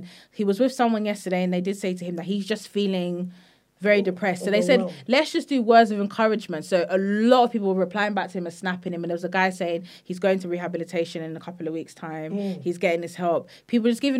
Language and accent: English; London, United Kingdom; also born or lived in Nigeria; we're both from London